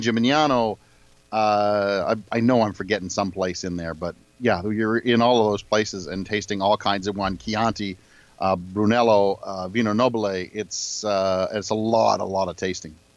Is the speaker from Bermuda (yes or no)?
no; Canada; I'm from Canada